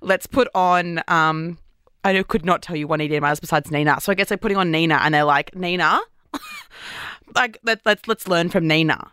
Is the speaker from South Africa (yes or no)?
no; Brisbane, Queensland, Australia; moved away as an adult; now in Sydney, Australia; I'm living in Sydney, but I'm from Brisbane